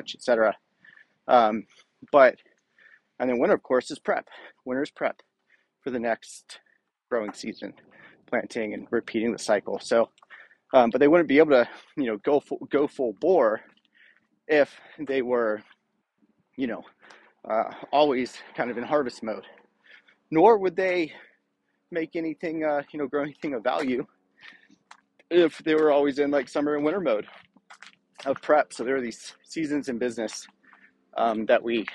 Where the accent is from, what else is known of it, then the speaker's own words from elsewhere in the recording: Rockingham County, Virginia, United States; I grew up in Virginia in basically farm country, in Rockingham County, which is the poultry capital of the U.S.